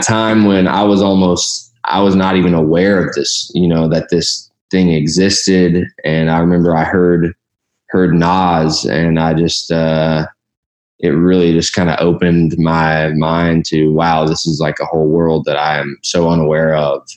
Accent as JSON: {"language": "English", "town": "Louisville", "region": "Kentucky", "country": "United States", "tie": "born or raised there", "also_born_or_lived": "Columbus, Ohio / Bardstown, Kentucky", "said": "moved to Louisville, Kentucky, which is where I grew up, spent most of my childhood there."}